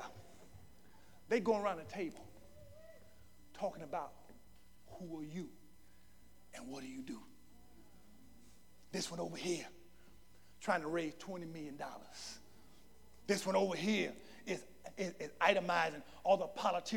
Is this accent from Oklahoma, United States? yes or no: no; Louisiana, United States; I'm from Louisiana